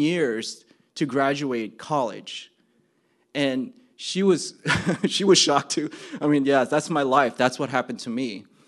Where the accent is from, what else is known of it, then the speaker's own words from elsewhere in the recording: New Jersey, United States; I'm from New Jersey